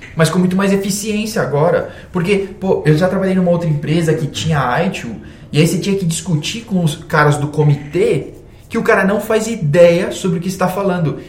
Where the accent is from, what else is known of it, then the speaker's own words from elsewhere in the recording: Brazil; Nós somos brasileiros